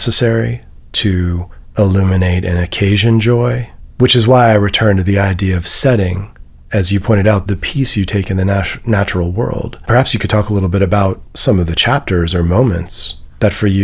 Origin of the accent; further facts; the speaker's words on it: New York City, New York, United States; also born or lived in Midwest / West Coast; now in Nashville, United States; I grew up in Manhattan